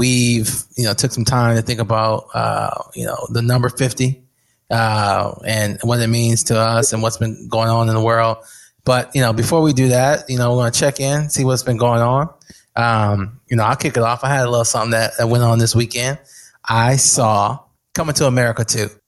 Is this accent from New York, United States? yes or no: no; Flint, Michigan, United States; I'm from Flint